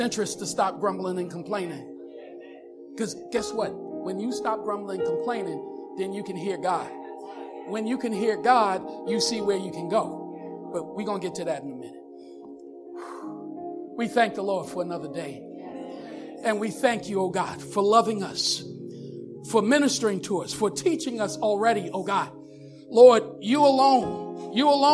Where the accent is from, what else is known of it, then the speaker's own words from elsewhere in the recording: United States; I'm an American